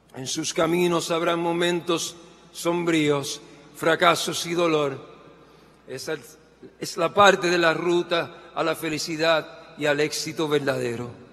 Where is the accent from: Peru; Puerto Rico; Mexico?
Puerto Rico; Yo hoy sé que soy puertorriqueño, músico, sobreviviente de cáncer